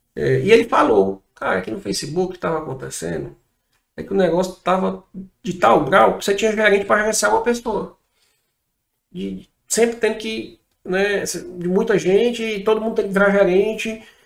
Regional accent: Fortaleza, Ceará, Brazil; sou de Fortaleza

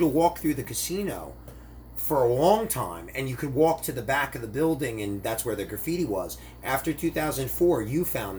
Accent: New Jersey, United States; I'm from New Jersey

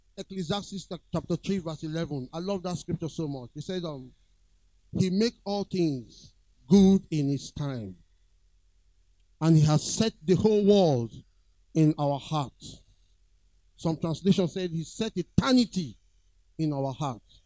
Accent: Lagos, Nigeria; I was born around that area, Queens Drive, Ikoyi

